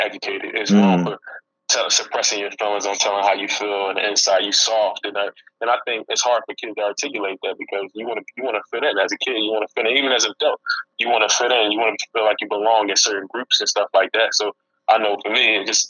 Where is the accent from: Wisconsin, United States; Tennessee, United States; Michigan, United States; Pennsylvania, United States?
Pennsylvania, United States; Philadelphia; I'm from Philadelphia